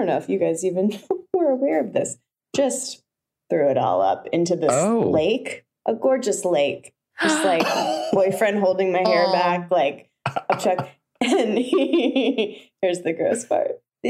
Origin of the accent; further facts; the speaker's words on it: Florida, United States; I thought I was Emily's best friend. I'm from Florida